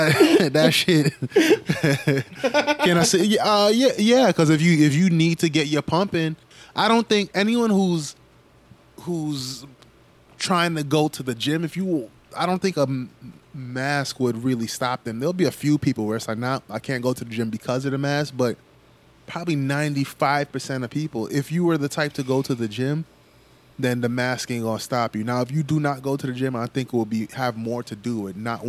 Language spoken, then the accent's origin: English; New York, United States; growing up in New York